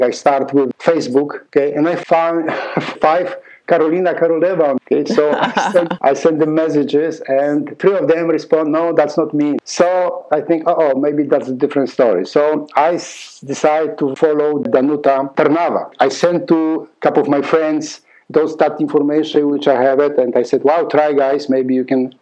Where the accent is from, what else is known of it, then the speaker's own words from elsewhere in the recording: Poland; accent: Polish; English is a second language; now in Canada; I have that beautiful accent still. I'm Polish. I'm from Poland.